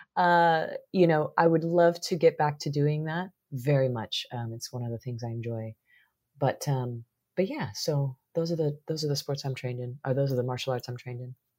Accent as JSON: {"language": "English", "region": "Missouri", "country": "United States", "tie": "born or raised there", "said": "growing up in the Midwest in Missouri"}